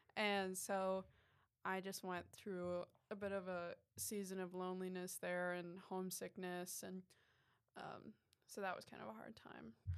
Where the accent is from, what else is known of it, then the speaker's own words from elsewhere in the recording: Ohio, United States; also born or lived in New York City / Chicago; now in Florida, United States; I'm from New York originally, the city, and Um, but I grew up in Ohio